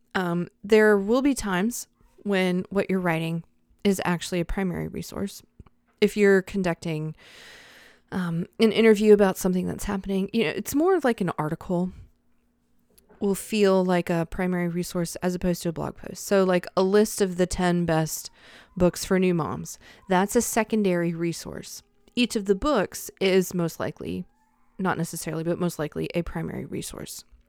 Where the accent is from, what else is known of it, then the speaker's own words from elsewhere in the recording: Charlotte, North Carolina, United States; I grew up in Charlotte